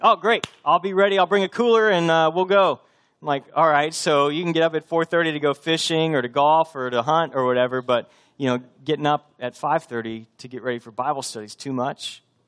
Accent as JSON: {"language": "English", "region": "Texas", "country": "United States", "also_born_or_lived": "Boston", "moved": "as an adult", "said": "I'm from Texas, but we were living up near Boston."}